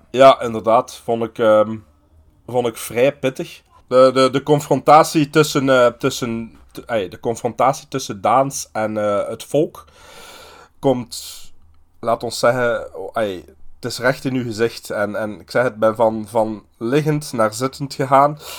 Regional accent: Aalst, Flanders, Belgium; ik ben een Aalstenaar, want ik ben geboren in Aalst

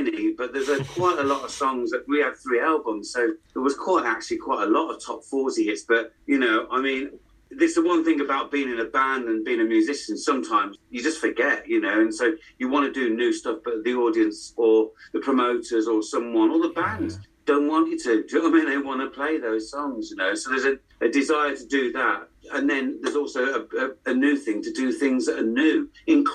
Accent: West Midlands, United Kingdom; moved away; also born or lived in Headless Cross / London; I'm from the Midlands, so it's the home of rock, basically

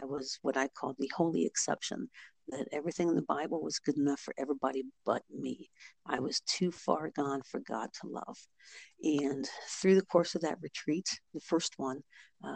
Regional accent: Ohio, United States; I am from Ohio

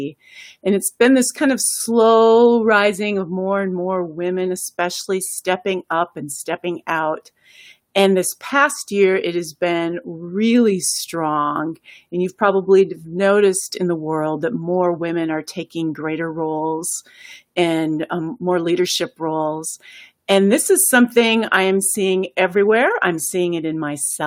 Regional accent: United States; the United States, where I'm from

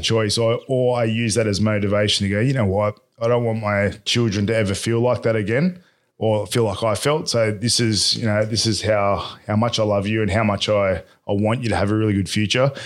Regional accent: Bradbury, New South Wales, Australia; I was brought up in Bradbury

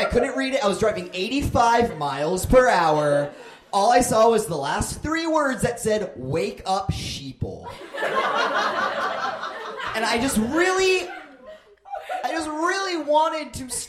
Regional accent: Phoenix, Arizona, United States; I hail from Phoenix, Arizona

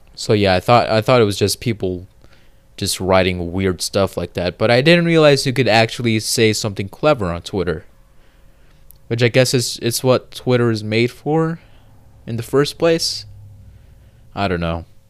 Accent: United States; I'm American

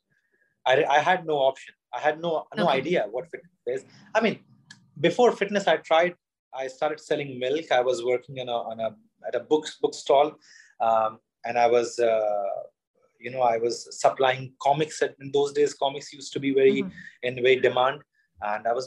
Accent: Madhya Pradesh, India; also born or lived in Sironj; I'm from Madhya Pradesh, you know, center of India

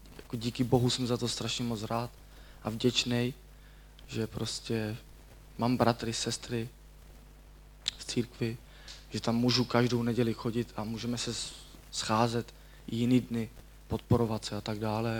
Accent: Děčín, Ústí nad Labem Region, Czechia; pocházím z Děčína

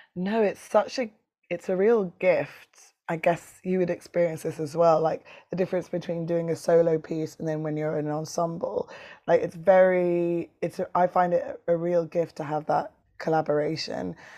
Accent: London, United Kingdom; this city where I'm from. I'm from London.

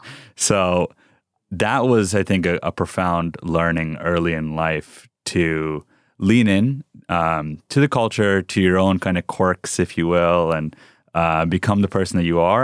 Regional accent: Rockland County, New York, United States; English is a second language; also born or lived in South Bronx, New York / California; now in Texas, United States; we grew up outside in New York City uh, uh, in a town called Rockland County

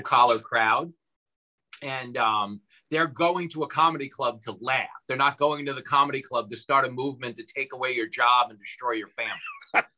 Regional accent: Levittown, New York, United States; I grew up in Levittown.

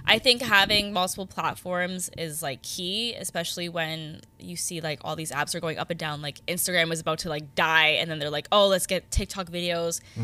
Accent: Hamilton, Ontario, Canada; I'm from Hamilton

